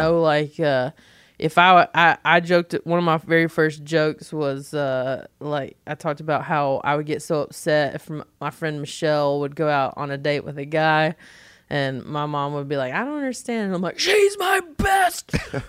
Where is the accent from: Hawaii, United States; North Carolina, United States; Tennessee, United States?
North Carolina, United States; accent: Southern; moved away; I'm from North Carolina